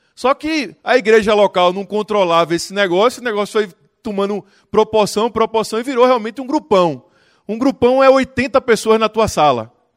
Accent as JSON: {"language": "Portuguese", "town": "Recife", "region": "Pernambuco", "country": "Brazil", "said": "Eu sou de Recife"}